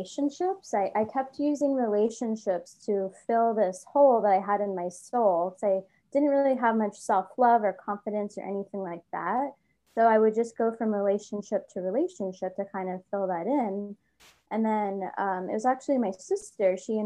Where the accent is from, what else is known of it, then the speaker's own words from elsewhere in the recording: Easton, Pennsylvania, United States; moved away as an adult; also born or lived in Philadelphia, Pennsylvania; my hometown of Easton, Pennsylvania, but at the time I was living in Philadelphia